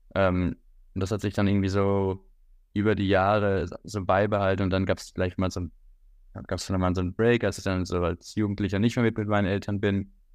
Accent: Switzerland; moved away as an adult; now in Hamburg, Germany; Ich bin in der Schweiz geboren. Mein, mein Vater ist Schweizer, meine Mutter ist Deutsche und äh, bin in der Schweiz aufgewachsen

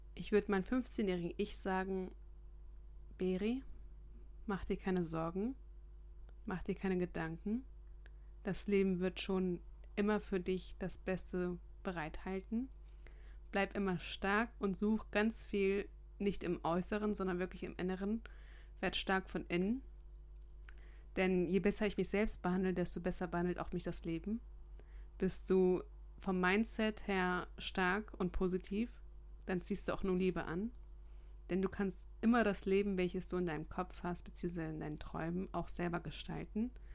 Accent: Germany; bei uns in Deutschland

